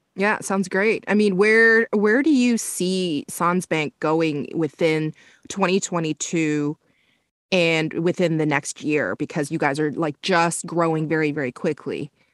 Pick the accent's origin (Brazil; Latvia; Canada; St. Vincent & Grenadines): Canada; I grew up in Canada